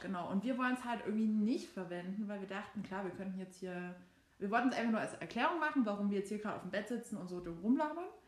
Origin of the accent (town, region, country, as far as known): Saxony, Germany; born or raised there; accent: Saxon